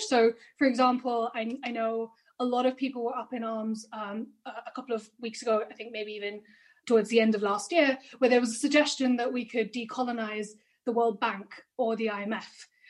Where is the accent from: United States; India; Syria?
India; I'm Indian